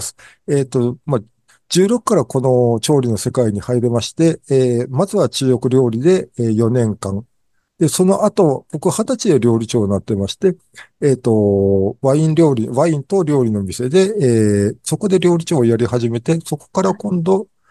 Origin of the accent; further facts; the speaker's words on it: Japan; also born or lived in Gotsu, Shimane; 日本に生まれた